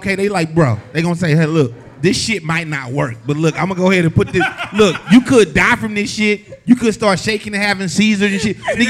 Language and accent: English; Texas, United States; I'm in Texas. I'm from Texas.